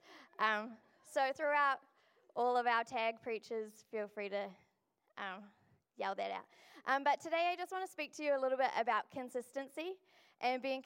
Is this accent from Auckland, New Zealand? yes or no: yes; Pukekohe, Auckland, New Zealand; now in Dunedin, New Zealand; I'm from Pukekohe